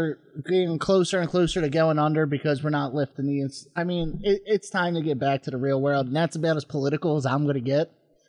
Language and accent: English; Philadelphia, Pennsylvania, United States; I'm born and raised in Philly.